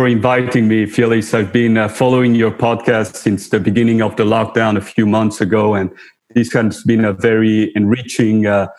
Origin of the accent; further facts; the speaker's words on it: Mexico; also born or lived in New York / France; I was born in New York. My mother is Mexican, my father French, and I spent time in the three countries, actually. And without that childhood that you mentioned that I spent in Mexico, I wouldn't be the person or the artist I am today.